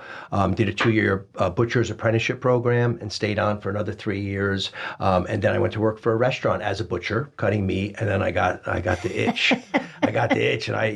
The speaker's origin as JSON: {"language": "English", "town": "Morristown", "region": "New Jersey", "country": "United States", "tie": "born or raised there", "said": "I was born in Morristown, New Jersey."}